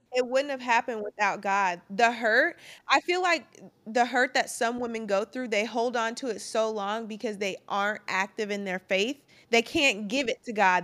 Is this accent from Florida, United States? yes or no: no; Charlotte, North Carolina, United States; I'm from Charlotte